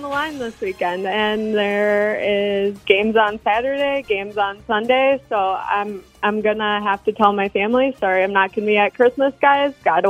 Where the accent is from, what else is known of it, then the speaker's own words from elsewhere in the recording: Green Bay, Wisconsin, United States; I'm from Green Bay, Wisconsin.